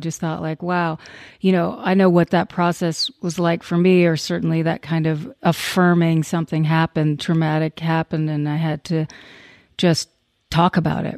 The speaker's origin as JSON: {"language": "English", "town": "Crockett", "region": "Texas", "country": "United States", "tie": "born or raised there", "said": "I was in Crockett, a little town called Crockett, Texas"}